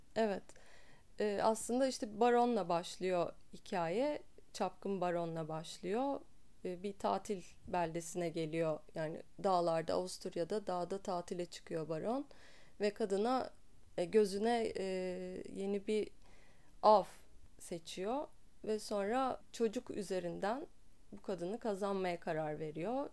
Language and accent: Turkish; Istanbul, Turkey; İstanbul'da doğdum, İstanbul'da büyüdüm.